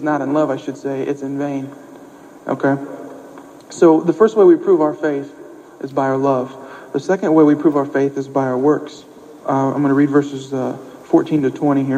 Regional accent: Ohio, United States; also born or lived in Springfield, Missouri; now in Irving, United States; I'm from Ohio

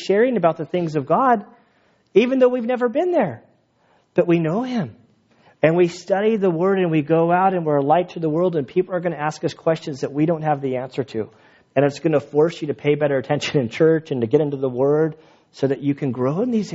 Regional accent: United States; I am an American citizen. I grew up here

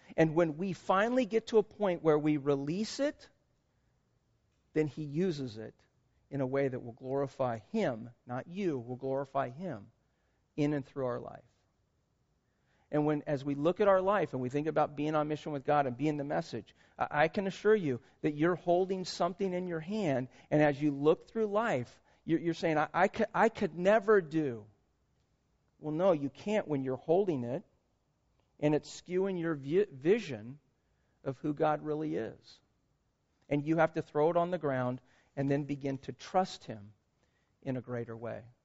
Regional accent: Concord, California, United States; also born or lived in Vacaville; We grew up in Concord

